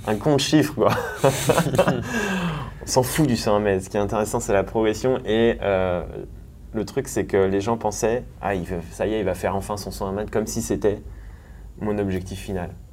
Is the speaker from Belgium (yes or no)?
no; Thonon-les-Bains, Auvergne-Rhône-Alpes, France; now in Annecy, France; je suis né à Tonon-les-Bains au bord du lac Léman